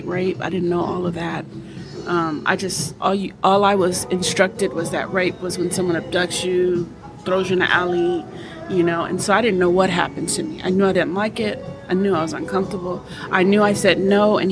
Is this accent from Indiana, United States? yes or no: no; Los Angeles, California, United States; when I grew up in L.A., not South Central, because everybody said I'm from South Central LA. No, I'm from West